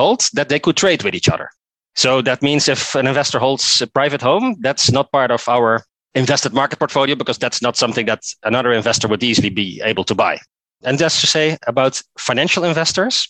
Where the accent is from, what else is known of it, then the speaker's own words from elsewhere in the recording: Netherlands; English is a second language; moved away as an adult; now in Oslo, Norway; I'm originally from Netherlands, as you can maybe hear from my accent as well. But I moved here, I think, about 9 to 10 years ago